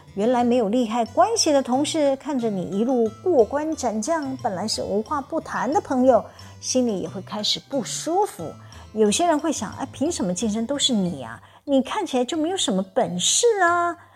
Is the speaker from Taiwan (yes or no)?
yes; Taiwan; accent: Taiwanese Mandarin; 我的台湾国语腔，支吃吃日日呢日滋滋滋啊！